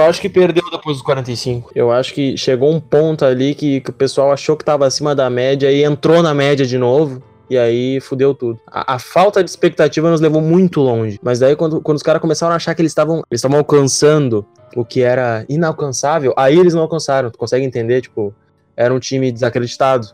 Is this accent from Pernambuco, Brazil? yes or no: no; Alvorada, Rio Grande do Sul, Brazil; eu sou de Alvorada